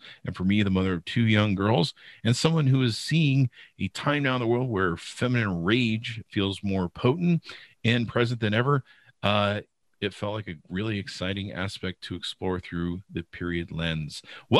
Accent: Utah, United States; I grew up in Utah

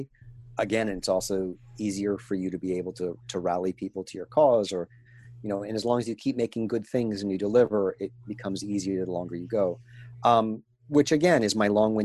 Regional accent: New England, United States; also born or lived in New Hampshire; I grew up in Maine and New Hampshire

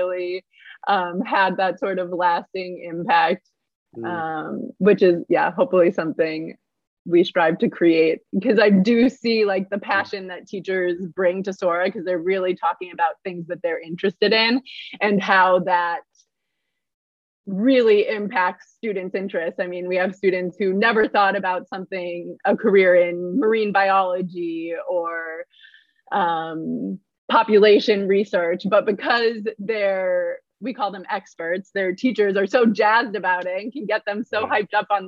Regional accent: Minnesota, United States; I'm from Minnesota

